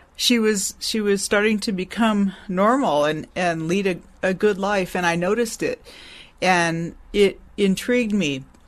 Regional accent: Long Beach, California, United States; also born or lived in Santa Maria, California; I was born in Long Beach, California. I'm a native Californian and lived mostly in Southern California.

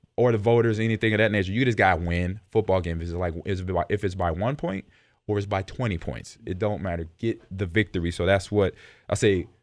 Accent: Nebraska, United States; moved away; I grew up in the Midwest. I grew up in Nebraska.

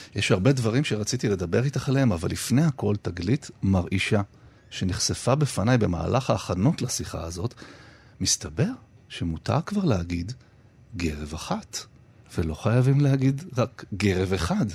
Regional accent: Israel; born or raised there; first language Hebrew; also born or lived in Detroit, United States

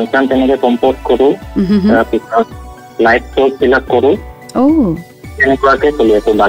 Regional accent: Goalpara, Assam, India; মোৰ ঘৰ গোৱালপাৰাত হয়

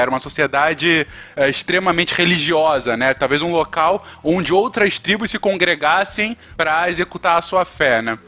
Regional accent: Brazil; somos brasileiros

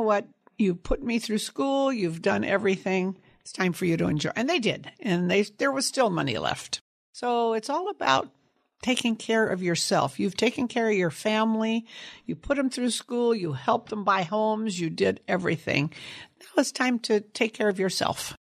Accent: Sunnyvale, California, United States; also born or lived in San Jose, California; I grew up in Sunnyvale, California, on a apricot, cherry, and prune orchard

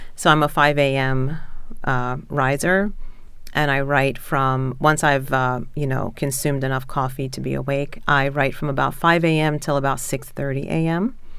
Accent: Philadelphia, Pennsylvania, United States; moved away as an adult; now in Baltimore, United States; I grew up in Philadelphia, um, so that's where my family still is largely

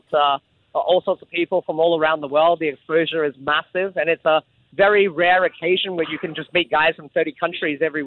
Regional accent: Adelaide, South Australia, Australia; now in Singapore; I grew up in Adelaide in South Australia

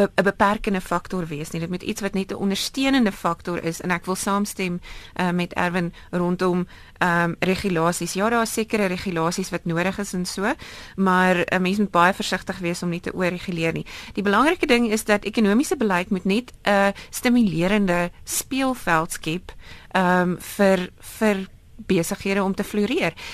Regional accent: South Africa; ons as Suid-Afrikaners

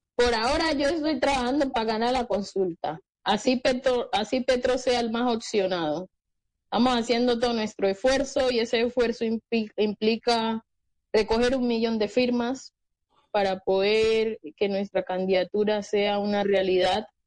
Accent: Colombia

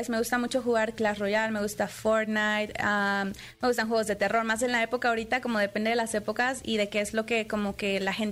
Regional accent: Puebla, Mexico; also born or lived in Monterrey; now in Mexico City, Mexico; Soy de, bueno, es que soy de Puebla

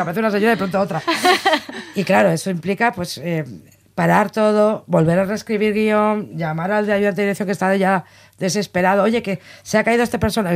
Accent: Basque Country, Spain; yo soy vasca

